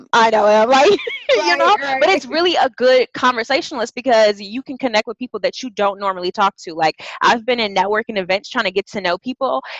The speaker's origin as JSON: {"language": "English", "town": "Chicago", "region": "Illinois", "country": "United States", "moved": "as an adult", "lives_now": "San Diego, United States", "said": "I'm originally from Chicago, and then I moved to San Diego in November 2016"}